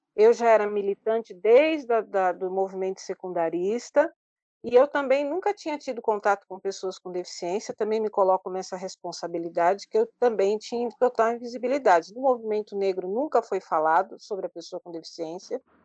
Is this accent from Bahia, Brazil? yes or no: no; São Paulo, Brazil; nascida e criada em São Paulo, vivo